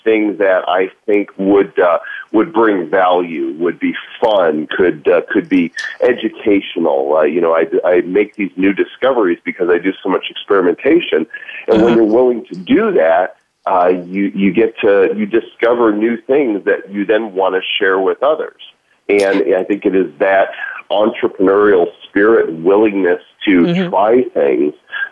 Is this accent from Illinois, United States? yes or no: yes; Northbrook, Illinois, United States; I grew up in Northbrook, Illinois, which is the Chicago North Shore suburban area